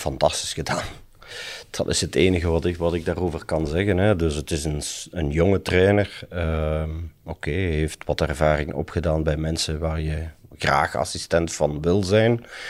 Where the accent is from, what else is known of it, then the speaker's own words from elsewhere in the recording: Limburg, Flanders, Belgium; als Limburger